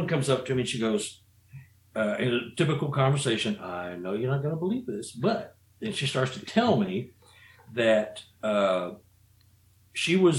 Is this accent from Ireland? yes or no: no; Missouri, United States; I'm from Missouri